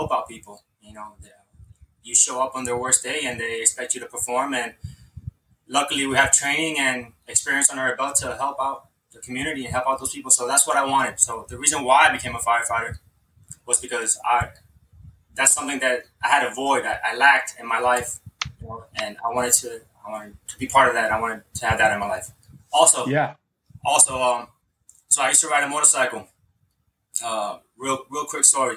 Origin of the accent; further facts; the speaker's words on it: Hialeah, Florida, United States; Growing up in Hialeah, we would have career day